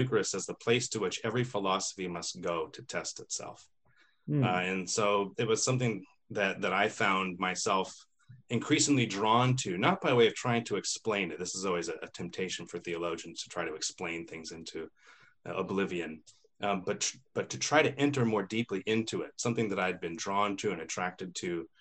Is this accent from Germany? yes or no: no; Missoula, Montana, United States; moved away as an adult; also born or lived in Boston / Connecticut; now in Spokane, United States; I grew up in the Intermountain West, Missoula, Montana